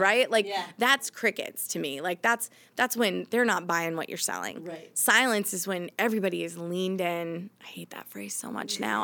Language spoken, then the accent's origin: English; Maine, United States; moved away as an adult; also born or lived in Boston area; now in Boston, United States; So I've lived here for 17 years, I think, and I grew up in Maine. In so Maine. I'm a Mainer